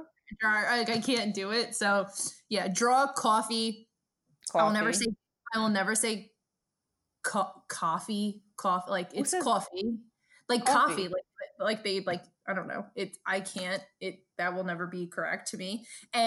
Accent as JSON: {"language": "English", "town": "New York City", "region": "New York", "country": "United States", "tie": "born or raised there", "moved": "yes", "said": "my accent to this day, I get made fun of, because naturally growing up in Brooklyn"}